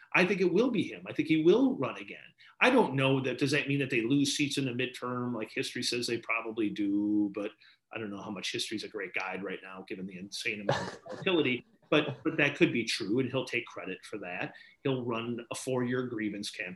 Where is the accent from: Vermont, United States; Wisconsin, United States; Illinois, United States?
Wisconsin, United States; moved away; also born or lived in Maine; my home state of Wisconsin